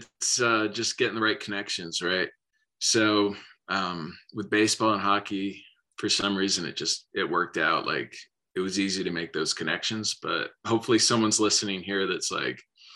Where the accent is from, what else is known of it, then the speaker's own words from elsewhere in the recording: Philadelphia, Pennsylvania, United States; born there; So I was born in Philly in 76. And so I've always been loyal to that, even though I've moved around.